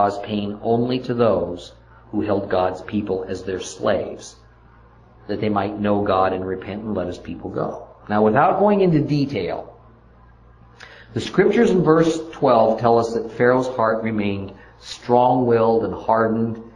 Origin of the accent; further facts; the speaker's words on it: Mojave Desert, California, United States; was born and raised in the Mojave Desert of California